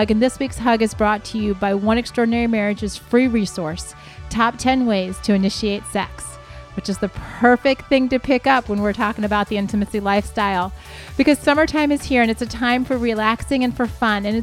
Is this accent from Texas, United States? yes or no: yes; Texas, United States; yes, I am from Texas